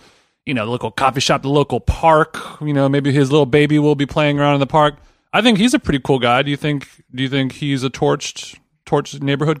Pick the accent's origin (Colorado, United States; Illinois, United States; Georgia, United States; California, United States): California, United States; Glendale; I'm from Glendale